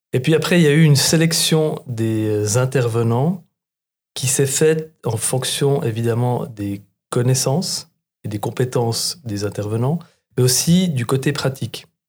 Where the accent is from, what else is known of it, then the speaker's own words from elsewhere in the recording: Reconvilier, Bern, Switzerland; j'ai grandi dans le Jura bernois dans un village que Couleur 3 a rendu célèbre qui s'appelle Reconvilliers